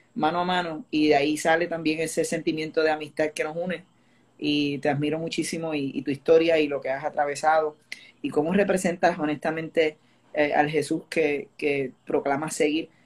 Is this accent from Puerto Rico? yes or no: yes; Añasco, Puerto Rico; yo crecí en Vista del Río Apartments en Añasco